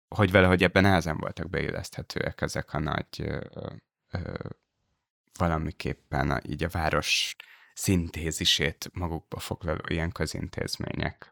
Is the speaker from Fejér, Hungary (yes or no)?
yes; Dunaújváros, Fejér, Hungary; moved away as an adult; én ott születtem